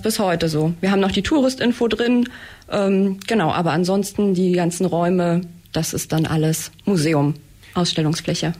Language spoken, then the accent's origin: German; near Eisenach, Thuringia, Germany; moved away as an adult; now in Blaubeuren, Germany; ich komme aus der Nähe von Eisenach in Thüringen und ähm, ja, bin nach der Schule hierher gezogen